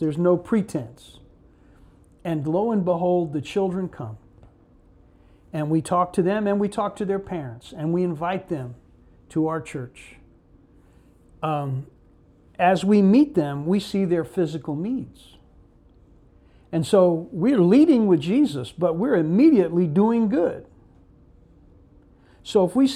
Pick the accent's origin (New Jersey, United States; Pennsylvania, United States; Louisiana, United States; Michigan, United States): New Jersey, United States; Newark; also born or lived in Memphis, Tennessee; I was born in Memphis, but my father and mother broke up when I was about 4, put us on a train with my mother and my sisters to New Jersey, to Newark, New Jersey